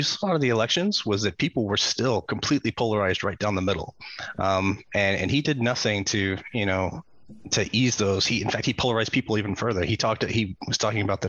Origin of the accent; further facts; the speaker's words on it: United States; As an American